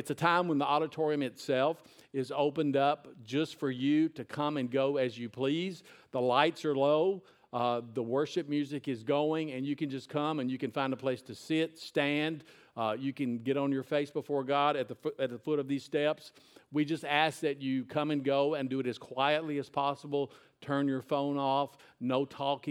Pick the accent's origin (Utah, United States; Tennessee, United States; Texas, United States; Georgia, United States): Tennessee, United States; Nashville; now in Lebanon, United States; I went to Whitsitt Elementary School, which is in Woodbine in Nashville. moved up here when I was in junior high